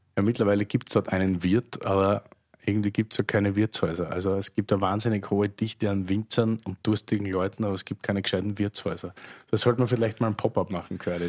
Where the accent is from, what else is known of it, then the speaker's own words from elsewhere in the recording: Austria; meine Heimat. Also Heimat, wenn ich jetzt ganz Österreich sehe